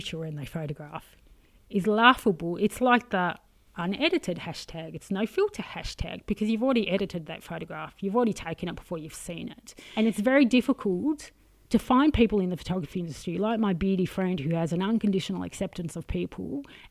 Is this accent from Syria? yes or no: no; Australia; I'm very Australian